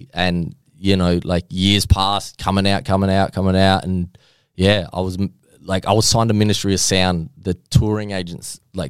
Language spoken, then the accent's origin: English; Australia; accent: light Australian; moved away; I have a light Australian accent compared to my family.